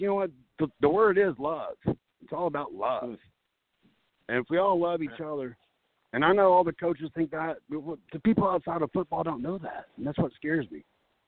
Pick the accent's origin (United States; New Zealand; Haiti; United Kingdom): United States; Texas; now in Mount Pleasant, United States; I grew up in Texas, as you probably know. My dad had a landscape company, grew me up in the same life.